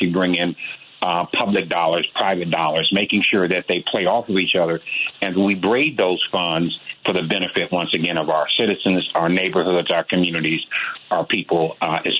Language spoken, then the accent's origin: English; Chicago, Illinois, United States; Born and raised in Chicago in the Inglewood community, and this has been home for me.